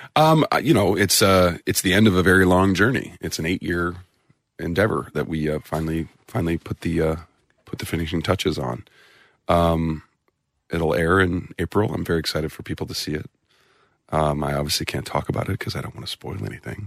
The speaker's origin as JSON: {"language": "English", "town": "St. Louis", "region": "Missouri", "country": "United States", "said": "I'm from, uh, the Midwest. I'm from Saint Louis, Missouri"}